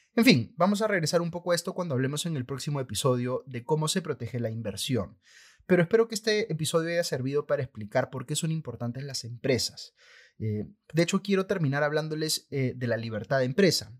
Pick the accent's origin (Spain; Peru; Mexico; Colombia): Peru